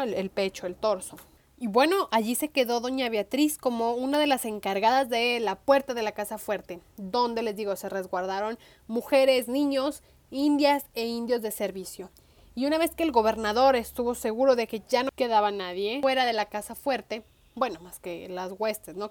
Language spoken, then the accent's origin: Spanish; Guadalajara, Jalisco, Mexico; como tapatía